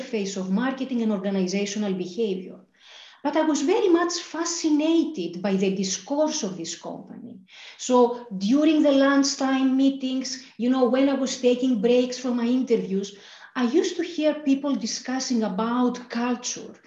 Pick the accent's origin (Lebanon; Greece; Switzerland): Greece; Thessaloniki, Central Macedonia; moved away as an adult; also born or lived in Athens, Greece / Glasgow, United Kingdom; I grew up in Thessaloniki in Greece. I was born in Athens